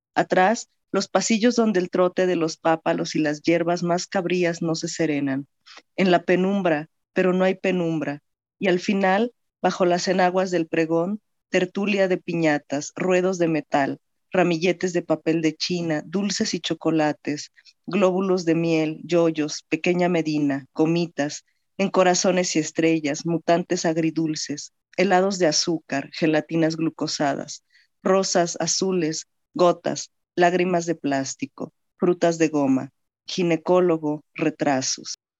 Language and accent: Spanish; Mexico City, Mexico; accent: chilango; nací en la Ciudad de México y he vivido aquí prácticamente toda mi vida, ¿no? Entonces, sí tengo eh, el acento más, un poco más chilango quizá